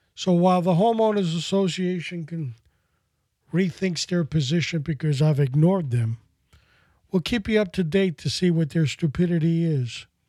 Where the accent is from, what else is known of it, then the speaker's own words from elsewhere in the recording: New York City, New York, United States; growing up in New York City as a kid